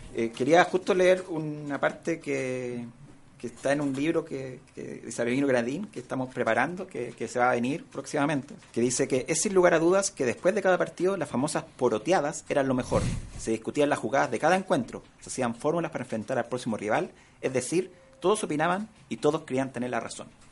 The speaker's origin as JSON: {"language": "Spanish", "town": "San Bernardo", "region": "Santiago Metropolitan Region", "country": "Chile", "tie": "born or raised there", "said": "Yo crecí y me crié en San Bernardo"}